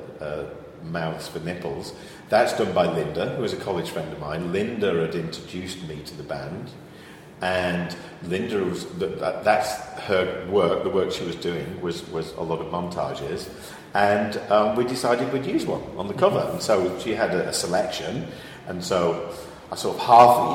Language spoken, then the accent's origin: English; Northwich, North West England, United Kingdom; also born or lived in Manchester; I was born in Northwich, in Mid Cheshire